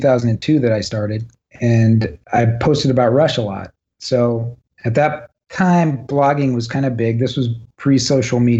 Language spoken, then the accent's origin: English; Cleveland, Ohio, United States; we're from Cleveland